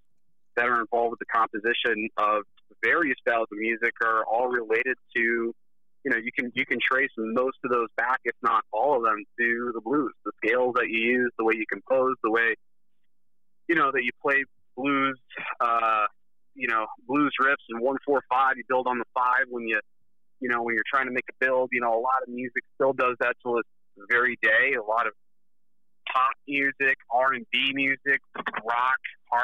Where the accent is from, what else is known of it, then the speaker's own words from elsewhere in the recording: Chicago, Illinois, United States; we're from Chicago